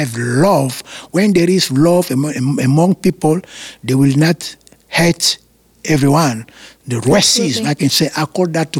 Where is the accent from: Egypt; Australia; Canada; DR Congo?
DR Congo; Kinshasa; moved away; I was born in Kinshasa